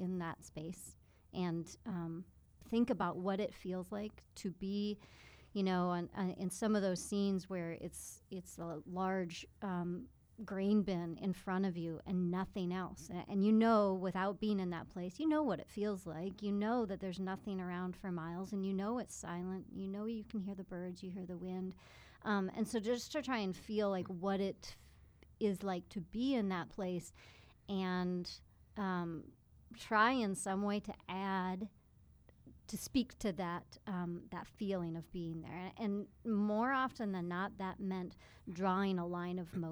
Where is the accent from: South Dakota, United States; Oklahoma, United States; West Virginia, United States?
South Dakota, United States; Custer State Park; Growing up in Custer State Park, my family was really keen to spend time out hiking